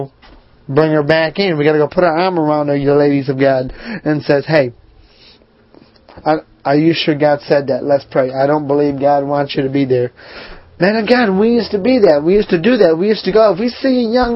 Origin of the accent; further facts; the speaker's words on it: Northeast, United States; now in Charlotte, United States; I grew up in the Northeast in a small town, Milltown